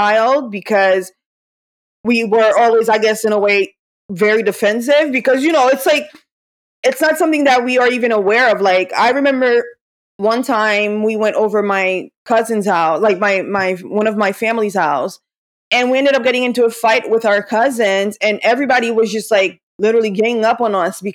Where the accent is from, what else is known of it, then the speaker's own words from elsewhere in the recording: Haiti; moved away; I was growing up in Haiti